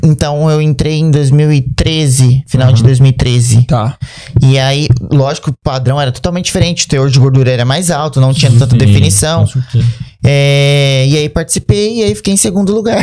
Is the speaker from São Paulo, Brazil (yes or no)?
yes; Bertioga, São Paulo, Brazil; eu sou do litoral de São Paulo, né? Eu morava em Bertioga